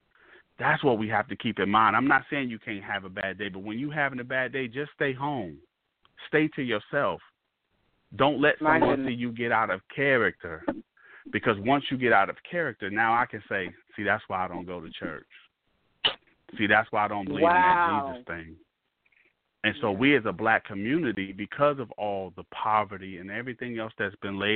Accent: Mississippi, United States; It didn't matter that you lived in Chicago and I'm from Mississippi.

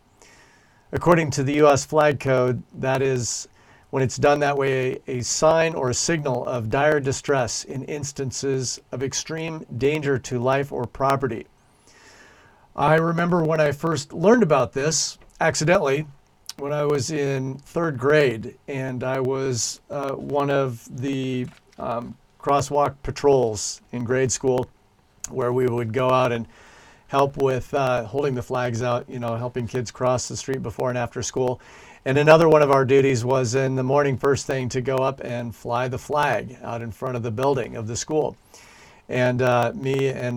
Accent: United States; now in Christchurch, New Zealand; my fellow Americans back in the USA

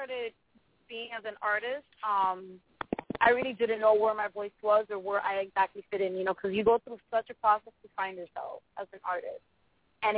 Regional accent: Miami, Florida, United States; also born or lived in Lowell, Massachusetts; I was born in the States, in Lowell, Massachusetts, with Miami when I was one

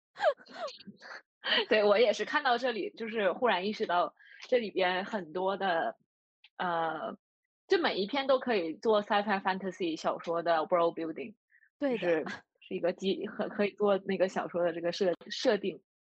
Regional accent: Northeast China, China; accent: Northeastern; moved away; also born or lived in Shenzhen; 因为我嗯。是一个东北人，大家都能听出来

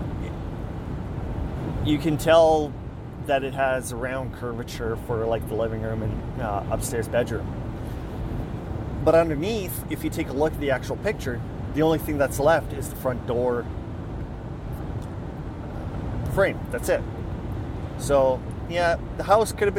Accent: Weyburn, Saskatchewan, Canada; my hometown of Weyburn, Saskatchewan

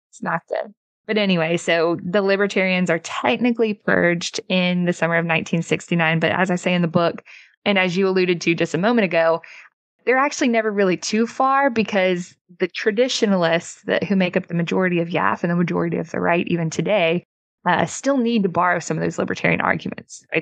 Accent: Mississippi, United States; my home state of Mississippi

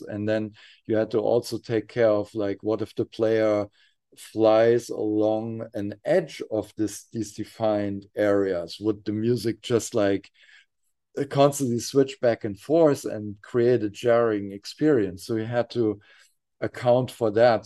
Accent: near Frankfurt, Hesse, Germany; we were bo-, uh, both, uh, growing up near Frankfurt, Germany

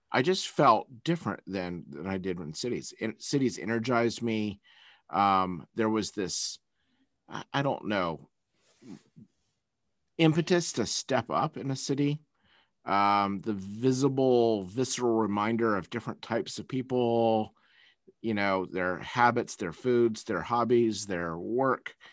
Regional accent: Taiwan; also born or lived in Malaysia / Philippines / United States; I was born in Taiwan and raised in in Asia primarily, um, Taiwan, Malaysia, Philippines, um, and then went to college back in the States

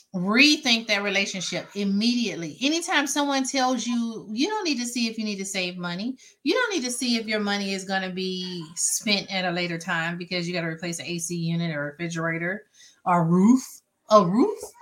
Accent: Mississippi, United States; now in Georgia, United States; I live in Georgia, but I'm from Mississippi

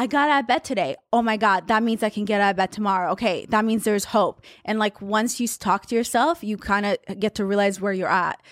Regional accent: Haifa, Haifa District, Israel; moved away; also born or lived in Russia; where I grew up was in Haifa

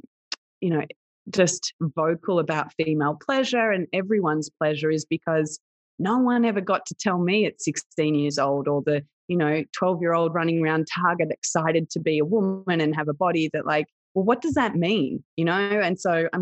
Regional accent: Australia; I had what would be somewhat of a typical experience growing up in Australia

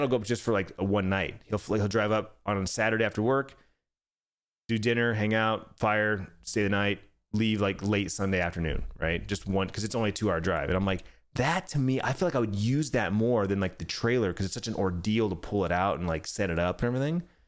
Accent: Arizona, United States; born and raised in Arizona

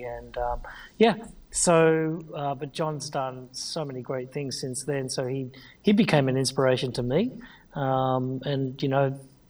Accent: Sydney, New South Wales, Australia; moved away as an adult; also born or lived in Cronulla; now in California, United States; I'm from Sydney, Australia. Okay, I'm in California.

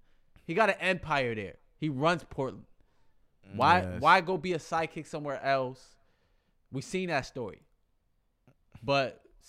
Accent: Kenya; You know Kenya. I'm from Kenya, right?

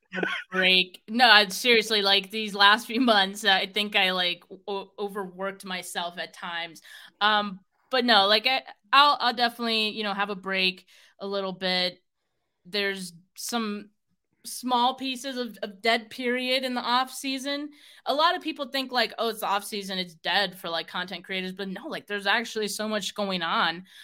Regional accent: Bay Area, California, United States; I'm from the Bay Area

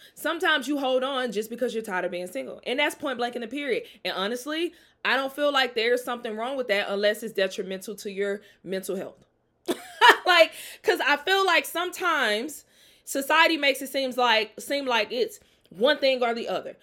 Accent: Jackson, Mississippi, United States; I'm from Jackson, Mississippi.

